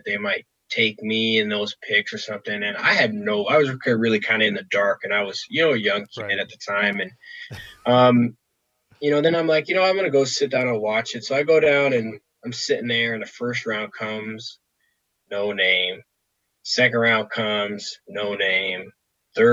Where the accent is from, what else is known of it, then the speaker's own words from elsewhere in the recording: Toronto, Ontario, Canada; have been drafted by my hometown team and been able to, you know, play out my career here.